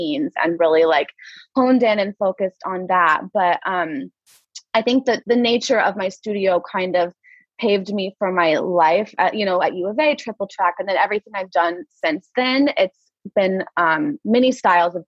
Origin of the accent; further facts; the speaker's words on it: Prairie Village, Kansas, United States; I grew up in Prairie Village